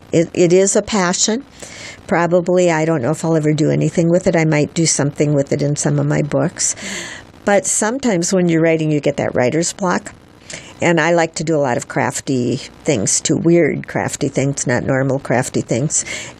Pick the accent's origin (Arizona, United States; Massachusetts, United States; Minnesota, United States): Minnesota, United States; accent: Minnesota; I'm from Minnesota.